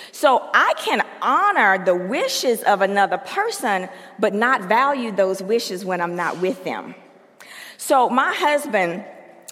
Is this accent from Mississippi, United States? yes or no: yes; Mississippi, United States; moved away; I'm from Mississippi, and I am a Southern Baptist